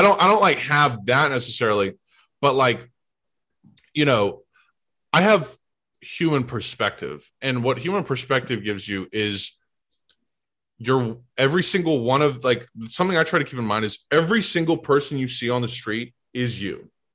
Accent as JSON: {"language": "English", "town": "St. Louis", "region": "Missouri", "country": "United States", "tie": "born or raised there", "also_born_or_lived": "Boston", "moved": "as an adult", "lives_now": "New York, United States", "said": "I grew up in St. Louis"}